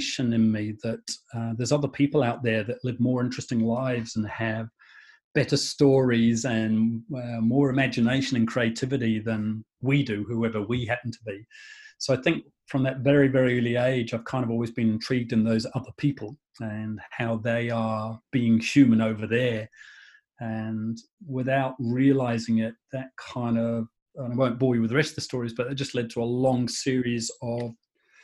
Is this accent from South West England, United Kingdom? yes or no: no; Shrewsbury, West Midlands, United Kingdom; My hometown is a town called Shrewsbury in England